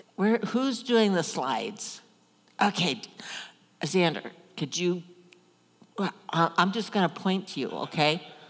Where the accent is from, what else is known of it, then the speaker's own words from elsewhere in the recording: Omaha, Nebraska, United States; I grew up in Omaha, big city, but my grandparents had a farm.